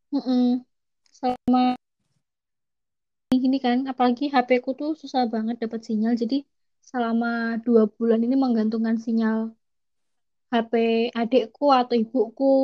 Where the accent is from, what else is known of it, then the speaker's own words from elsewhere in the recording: Yogyakarta, Special Region of Yogyakarta, Indonesia; Aku aku asli Jogja juga, kayak Isna.